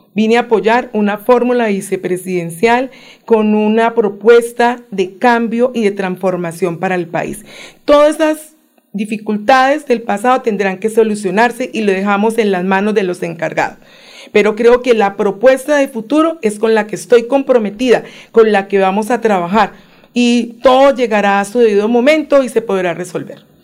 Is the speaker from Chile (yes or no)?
no; Cali, Valle del Cauca, Colombia; moved away as an adult; now in Bogotá, Colombia; Yo nací en Cali